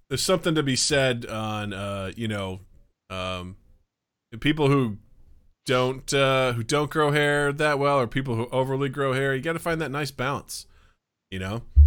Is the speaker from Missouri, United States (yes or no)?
yes; Kirksville, Missouri, United States; my hometown of Kirksville, Missouri